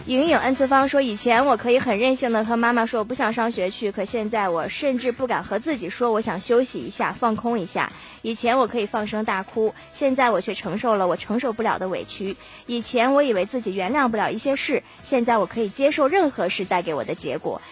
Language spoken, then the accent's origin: Chinese; Harbin, Heilongjiang, China; 咱们哈尔滨还好